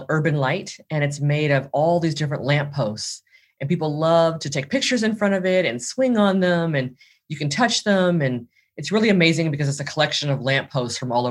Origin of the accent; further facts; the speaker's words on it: Los Angeles, California, United States; I'm based in Los Angeles, California, and I'm also from Los Angeles